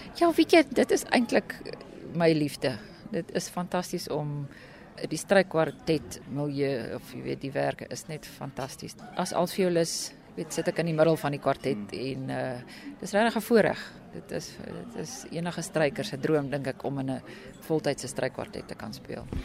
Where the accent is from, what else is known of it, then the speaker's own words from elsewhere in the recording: Pretoria, Gauteng, South Africa; Ek is 'n Pretoriaaner. So ek is daar gebore en toe was ek in die kunstballet en musiekskool wat nou deesdae Pro Arte genoem word.